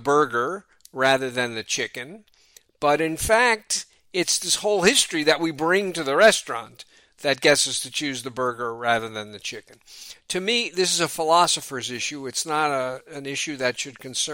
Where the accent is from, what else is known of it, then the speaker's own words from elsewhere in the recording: New York City, New York, United States; moved away as an adult; also born or lived in Philadelphia, Pennsylvania; now in Oakland, United States; growing up in New York City